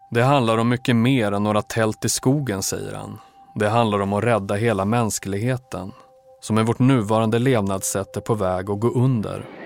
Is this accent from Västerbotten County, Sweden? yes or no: yes; Umeå, Västerbotten County, Sweden; jag växte upp i Umeå